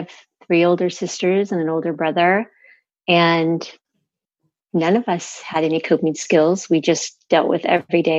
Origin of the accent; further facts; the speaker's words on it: Los Angeles, California, United States; I grew up in the San Fernando Valley in the 60s